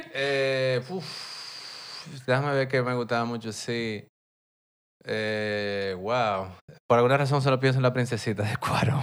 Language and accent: Spanish; Santo Domingo, Distrito Nacional, Dominican Republic; yo soy de Santo Domingo, me crié aquí, esta es mi ciudad